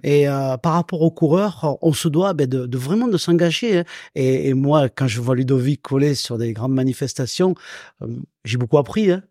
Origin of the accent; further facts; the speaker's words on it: Salon-de-Provence, Provence-Alpes-Côte d'Azur, France; also born or lived in Pélissanne; j'ai grandi du côté de Salon de Provence